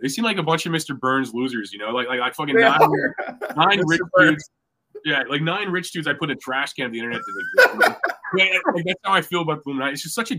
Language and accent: English; Ireland; I can't do it. I'm Irish, man. That's how we say goodbye.